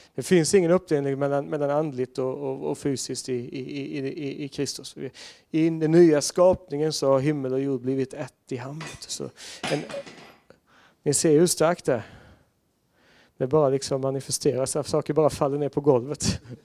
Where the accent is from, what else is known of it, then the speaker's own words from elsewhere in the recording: Sweden; jag var svensk där och inte amerikan eller engelsman